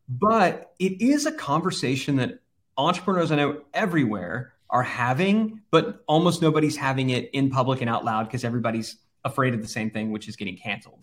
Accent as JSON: {"language": "English", "region": "Texas", "country": "United States", "tie": "born or raised there", "said": "growing up in Texas and having, having a place on the Texas coast"}